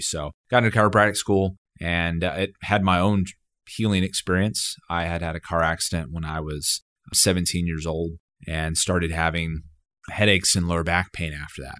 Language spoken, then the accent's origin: English; Dallas, Texas, United States; moved away as an adult; also born or lived in Austin, Texas; now in Fayetteville, United States; I grew up in Dallas, Texas